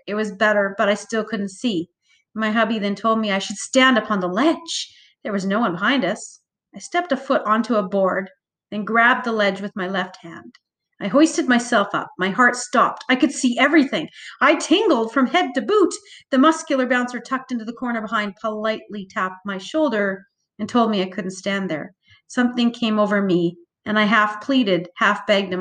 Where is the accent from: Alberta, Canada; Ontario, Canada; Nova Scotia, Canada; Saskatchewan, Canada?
Alberta, Canada; Calgary; I grew up in Calgary, thus, Stampede seethes through my blood